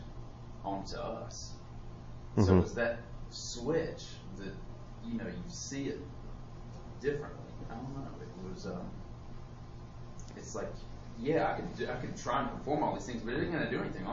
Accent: United States; growing up in America

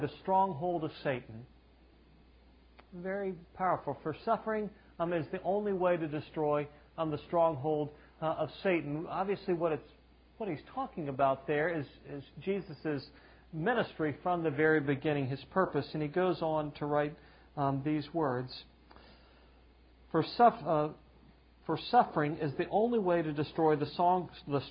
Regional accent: the South, Southern United States, United States; I'm a Southerner

